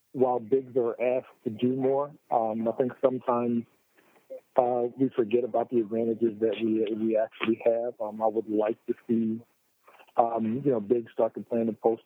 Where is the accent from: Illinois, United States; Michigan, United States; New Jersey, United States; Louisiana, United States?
New Jersey, United States; Atlantic City; I was from Atlantic City